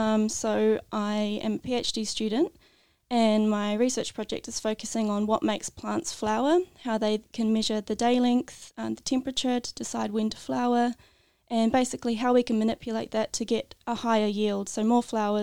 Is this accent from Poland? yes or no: no; New Zealand; moved away as an adult; now in Tasmania, Australia; I'm originally from New Zealand.